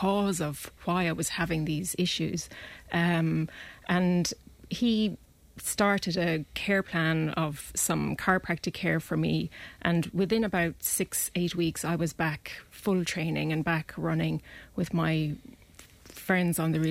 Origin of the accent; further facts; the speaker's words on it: close to Clonmel, Tipperary, Ireland; also born or lived in Dublin; now in Clonmel, Ireland; we moved from Dublin, and I grew up close to Clonmel